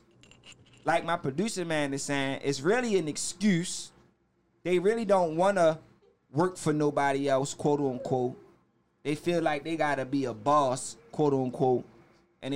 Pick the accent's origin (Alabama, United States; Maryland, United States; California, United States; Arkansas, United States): Maryland, United States; Baltimore; I'm from Park Heights Avenue. I'm from Park Heights and Oakley, to be exact.